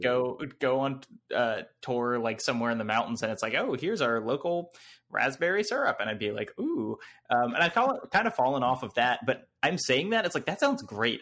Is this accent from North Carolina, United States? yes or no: yes; North Carolina, United States; I'm from North Carolina.